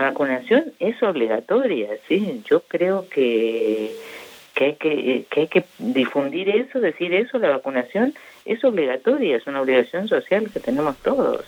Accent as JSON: {"language": "Spanish", "country": "Argentina", "said": "los argentinos somos poco disciplinados"}